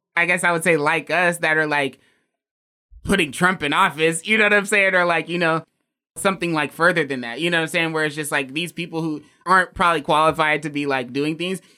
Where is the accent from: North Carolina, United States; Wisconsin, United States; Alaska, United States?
Alaska, United States; being from Alaska